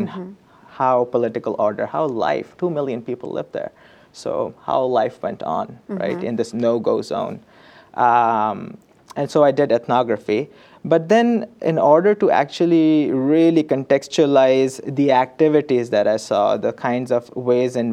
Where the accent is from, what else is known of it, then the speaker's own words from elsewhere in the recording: Karachi, Sindh, Pakistan; moved away; I went to my hometown. My field site is where I grew up, which is the city of Karachi